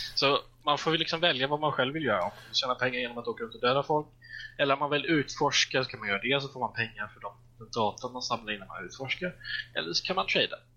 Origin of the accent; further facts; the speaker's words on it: Småland, Sweden; jag är ju smålänning av mig